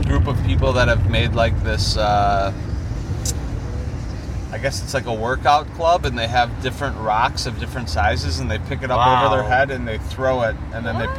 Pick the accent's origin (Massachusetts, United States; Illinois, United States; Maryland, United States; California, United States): Illinois, United States; Lombard; I'm originally from Lombard.